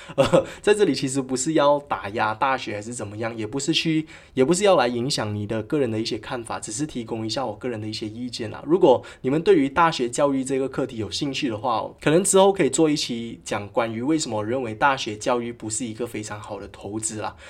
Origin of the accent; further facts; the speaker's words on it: Malaysia; 在我们国家哦，马来西亚